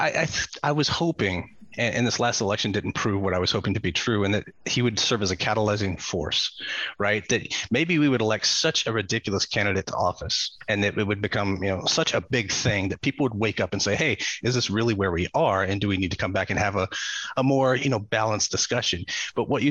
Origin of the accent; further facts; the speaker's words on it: United States; As an American